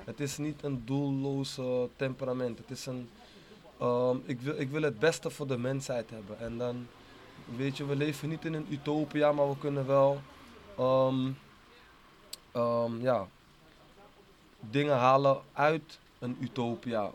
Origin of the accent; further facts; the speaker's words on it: Amsterdam, North Holland, Netherlands; ik ben geboren en getogen in Amsterdam Oost